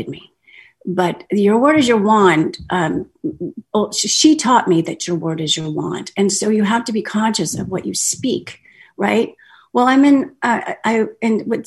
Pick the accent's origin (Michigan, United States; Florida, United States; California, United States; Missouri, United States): Missouri, United States; Kansas City; I'm from Kansas City, Missouri